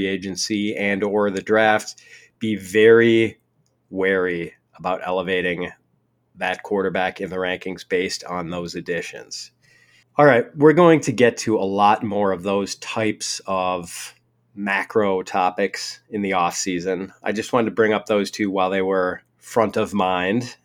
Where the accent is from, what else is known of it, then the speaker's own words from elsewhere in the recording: Wisconsin, United States; my home state of Wisconsin